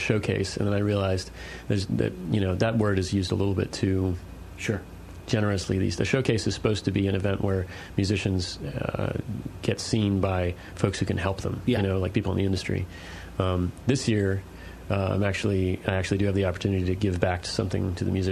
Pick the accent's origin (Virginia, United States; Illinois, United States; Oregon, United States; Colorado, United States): Virginia, United States; Sterling; I grew up on the Claude Moore Farm in Sterling, Virginia